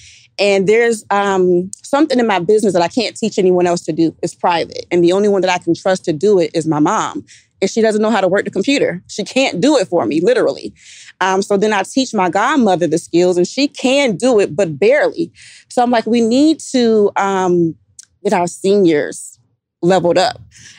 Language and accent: English; Savannah, Georgia, United States; moved away; I'm from Savannah, Georgia. I go home, my senior friends are looking for me.